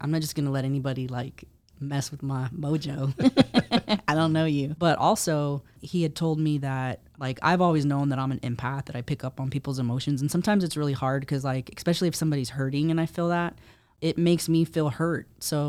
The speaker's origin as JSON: {"language": "English", "region": "Texas", "country": "United States", "tie": "born or raised there", "said": "I was born and raised in Texas. So okay, Texas is my Texas you know. Is my real home."}